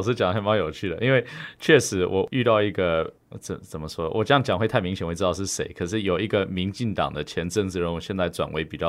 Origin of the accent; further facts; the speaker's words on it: Taiwan; 因为我们就是吃的台湾的米，喝的台湾的水长大的，而我们就是土生土长的台湾人，我根本。没有办法想象自己是属于台湾之外的地方，甚至于我小时候，因为爸爸妈妈移民的关系，我还曾经拿过加拿大护照。我回台湾之后把加拿大护照放弃了